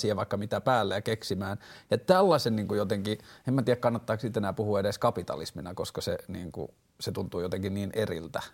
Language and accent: Finnish; Vantaa, Uusimaa, Finland; mä oon vantaalainen mies tai mä oon 33-vuotias mies